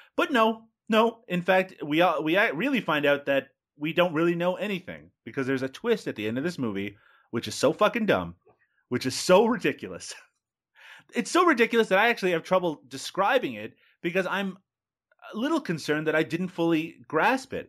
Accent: Newfoundland and Labrador, Canada; I grew up in Newfoundland

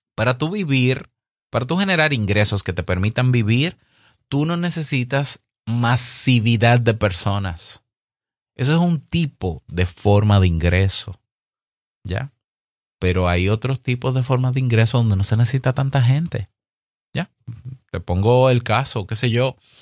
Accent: Dominican Republic

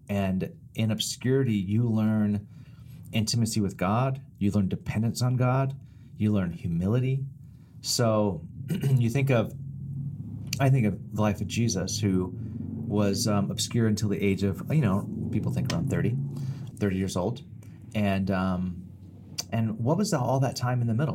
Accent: Bakersfield, California, United States; a long time in Bakersfield, my hometown

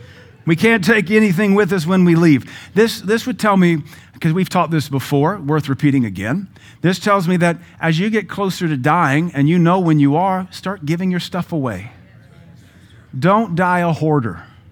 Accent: the South, United States; I mean, I grew up in the South, in this country in the 80s.

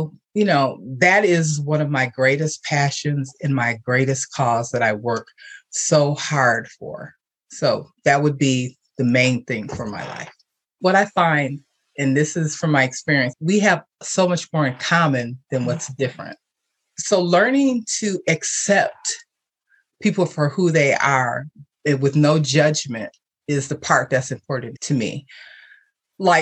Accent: Milwaukee, Wisconsin, United States; I was born and raised in Milwaukee, Wisconsin

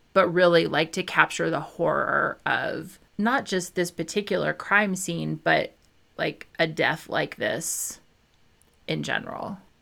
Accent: Midwest, United States; I was raised in the Midwest, like, Southern Midwestern

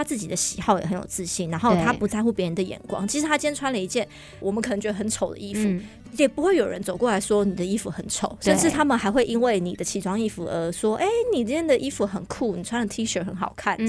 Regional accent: Taiwan; 我们在台湾长大，

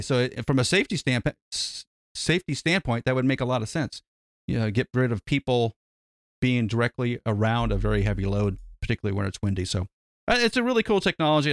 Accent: United States; we're an American

